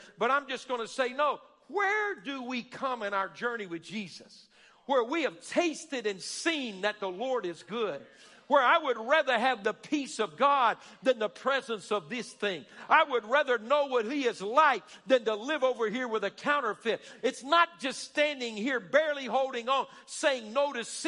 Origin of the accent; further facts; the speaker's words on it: Alabama, United States; We're a bunch of good old boys and good old girls. We're from Alabama.